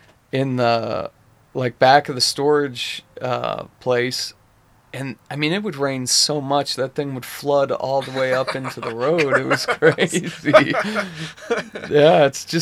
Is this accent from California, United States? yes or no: yes; Southern California, United States; moved away as an adult; now in Utah, United States; When I was growing up in Southern California, we actually got off for rain.